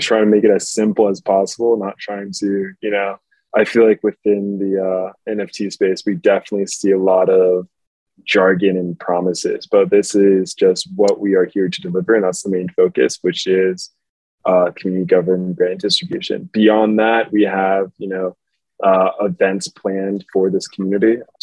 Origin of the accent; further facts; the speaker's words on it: New York City, New York, United States; I grew up in New York City